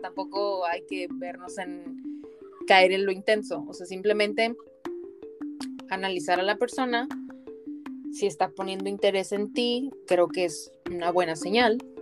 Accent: Mexico; moved away as an adult

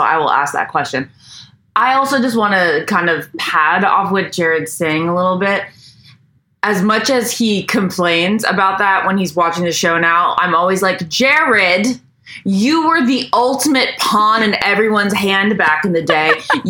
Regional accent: Virginia, United States; moved away

